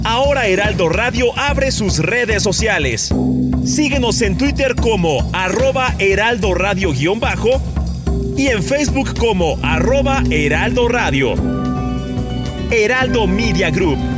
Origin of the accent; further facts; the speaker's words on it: Coronel, Biobío, Chile; moved away as an adult; now in Mexico; nací en Coronel, Chile y llevo 10